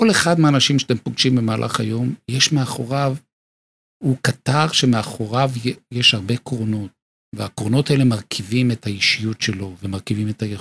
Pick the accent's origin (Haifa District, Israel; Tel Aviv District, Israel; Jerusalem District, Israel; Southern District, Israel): Tel Aviv District, Israel; Bnei Brak; נולדתי בבני ברק.